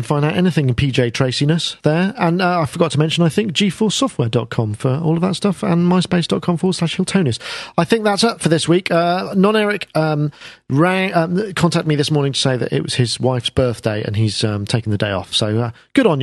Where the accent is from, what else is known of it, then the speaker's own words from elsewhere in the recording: United Kingdom; I'm British